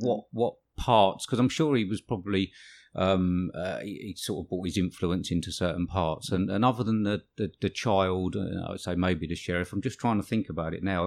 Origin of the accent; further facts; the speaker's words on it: England, United Kingdom; We're English